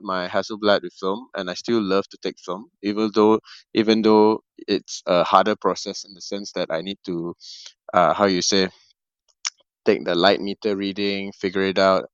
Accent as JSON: {"language": "English", "country": "Malaysia", "said": "one of the more renowned director in my country. I'm from Malaysia"}